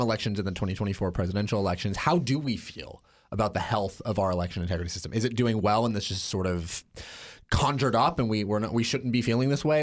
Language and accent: English; Oregon, United States; my home state, Oregon